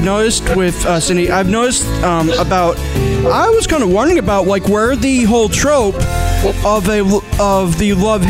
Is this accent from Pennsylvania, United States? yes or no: yes; Pennsylvania, United States; I'm from PA.